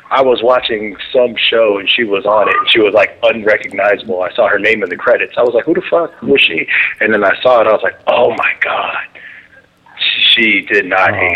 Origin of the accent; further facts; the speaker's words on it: Yuma, Arizona, United States; from Yuma, Arizona.